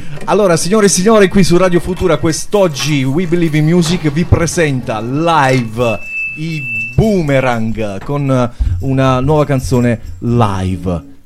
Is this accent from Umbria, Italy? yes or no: no; Altamura, Apulia, Italy; Io vengo da Altamura